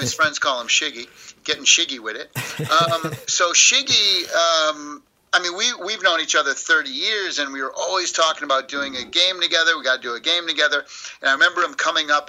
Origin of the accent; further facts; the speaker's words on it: Springfield, Massachusetts, United States; now in Southern California, United States; I grew up in Springfield, Massachusetts